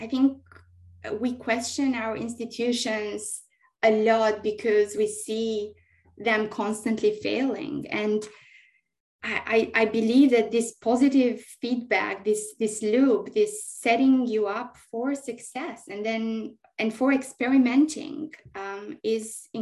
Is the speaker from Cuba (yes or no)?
no; Albania; now in Sydney, Australia; growing up in Albania through these massive transition times